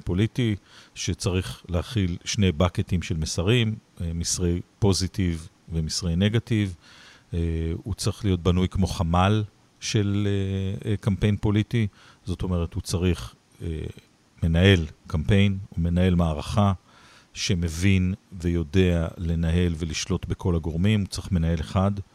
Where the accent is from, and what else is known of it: Israel